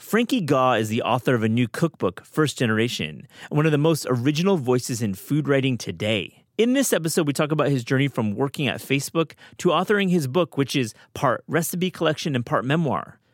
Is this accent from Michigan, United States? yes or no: yes; West Michigan, United States; I'm from Michigan.